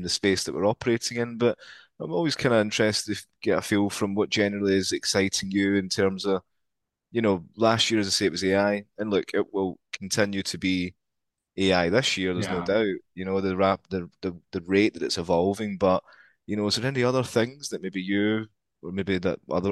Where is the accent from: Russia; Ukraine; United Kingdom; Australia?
United Kingdom; Scotland; accent: Scottish; my Scottish accent